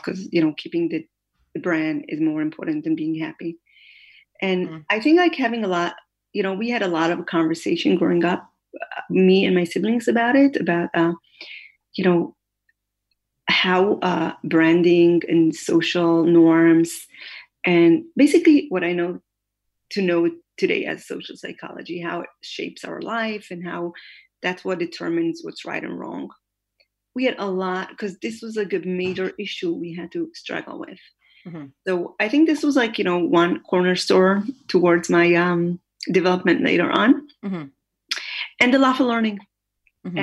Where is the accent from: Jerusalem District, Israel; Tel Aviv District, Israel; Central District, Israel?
Jerusalem District, Israel; Jerusalem; born or raised there; also born or lived in Haifa, Israel